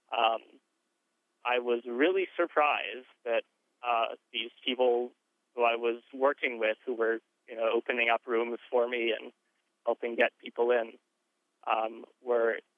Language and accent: English; North Carolina, United States; I am from North Carolina